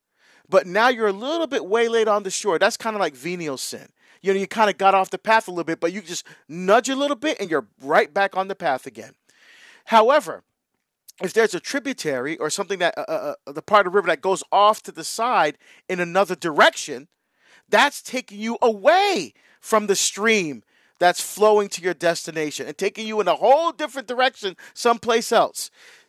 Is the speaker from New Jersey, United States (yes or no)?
yes; Hillside, New Jersey, United States; now in Portland, United States; Because I now live in Oregon, right? I grew up in New Jersey, in Hillside, right near Newark. But now I live in Portland, Oregon.